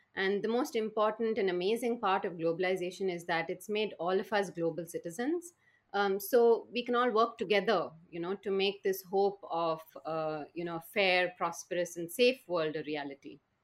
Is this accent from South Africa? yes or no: no; Bangalore, Karnataka, India; I was brought up in a city called Bangalore in the southern Indian state of Karnataka